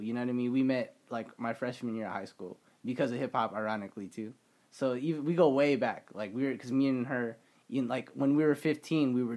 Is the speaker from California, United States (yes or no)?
no; Las Vegas, Nevada, United States; repping my hometown is like, yo, you know, it's cool to have my our own radio station at UNLV, which is like an iconic place for like Las Vegas history